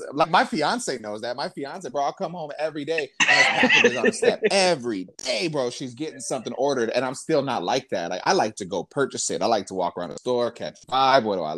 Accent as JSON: {"language": "English", "town": "Lubbock", "region": "Texas", "country": "United States", "moved": "yes", "said": "I come from Lubbock, Texas"}